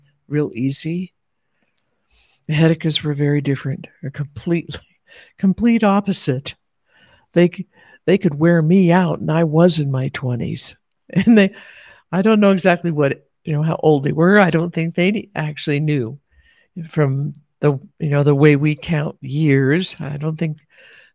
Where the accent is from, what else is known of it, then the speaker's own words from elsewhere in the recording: United States; elders with white hair that I grew up with in America